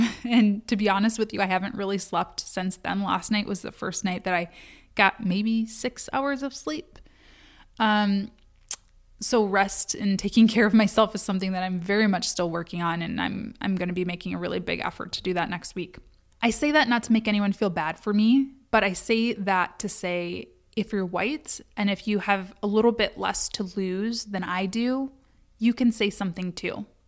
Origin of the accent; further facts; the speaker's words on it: United States; I'm from America